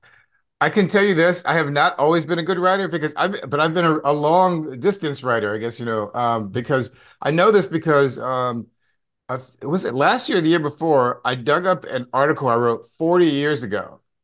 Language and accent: English; Clearwater, Florida, United States; also born or lived in St. Louis, Missouri; I was born in Saint Louis, Missouri, went to high school in Clearwater, Florida